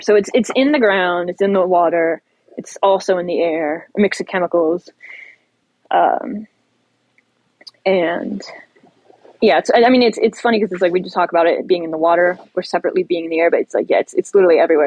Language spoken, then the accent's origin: English; Ohio, United States; I'm I'm from Ohio. My my uh, I grew up like 50 miles west of of East Palestine.